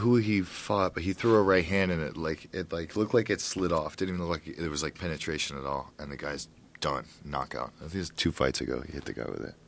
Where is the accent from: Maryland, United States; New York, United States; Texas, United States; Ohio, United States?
Ohio, United States; I used to hunt all the time when I was growing up in Ohio